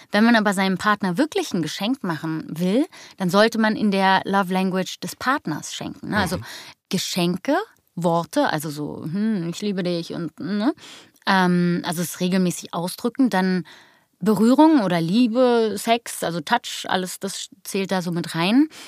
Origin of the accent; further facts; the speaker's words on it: Berlin, Germany; Ich bin der echte Berliner Jöre, hier geboren, aufgewachsen.